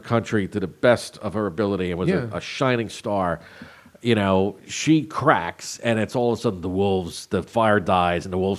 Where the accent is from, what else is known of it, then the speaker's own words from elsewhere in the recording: Jersey Shore, New Jersey, United States; I grew up on the Jersey Shore